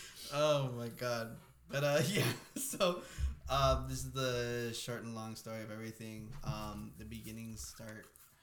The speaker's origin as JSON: {"language": "English", "town": "Lyford", "region": "Texas", "country": "United States", "said": "We're from Lyford."}